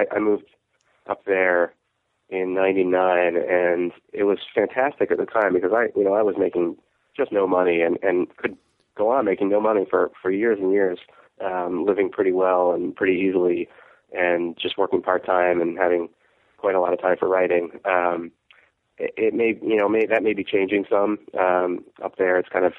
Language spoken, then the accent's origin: English; New Jersey, United States; moved away as an adult; also born or lived in Portland, Oregon; now in Salem, United States; I am from New Jersey.